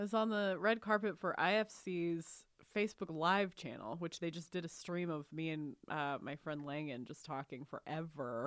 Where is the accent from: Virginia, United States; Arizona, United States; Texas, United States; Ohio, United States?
Texas, United States; I grew up in Texas